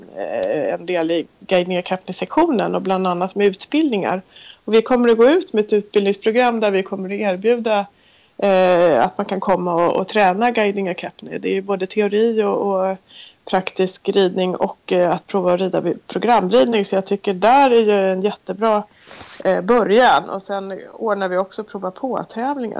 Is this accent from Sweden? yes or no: yes; Sweden; vi var två stycken från Sverige